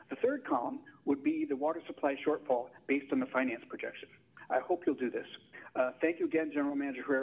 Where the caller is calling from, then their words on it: Palo Alto, California, United States; from Palo Alto again.